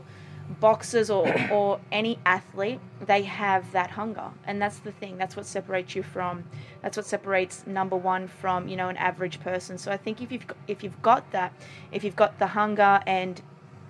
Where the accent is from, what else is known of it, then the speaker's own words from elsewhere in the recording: Sydney, New South Wales, Australia; I'm from Sydney, Australia